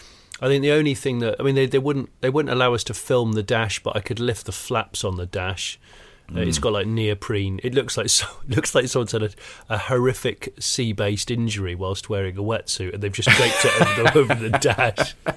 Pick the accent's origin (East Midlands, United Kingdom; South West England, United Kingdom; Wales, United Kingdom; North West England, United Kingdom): South West England, United Kingdom; Yeah, I grew up in the West Country.